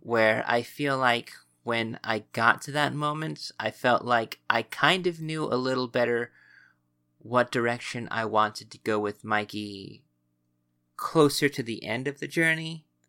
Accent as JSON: {"language": "English", "country": "United States", "said": "we are American"}